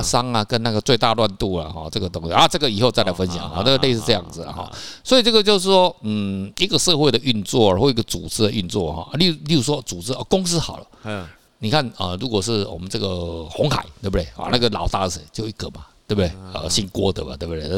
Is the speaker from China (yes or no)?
no; Taiwan; 跟一个台湾人住在一起